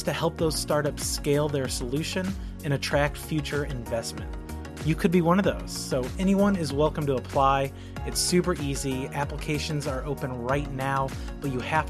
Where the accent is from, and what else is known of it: Kentucky, United States